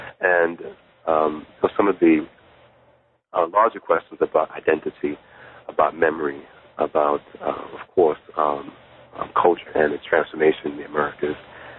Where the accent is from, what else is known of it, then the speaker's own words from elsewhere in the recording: Jamaica; born there; I was born in Jamaica in the Caribbean, but my mother's family are from Ghana, West Africa.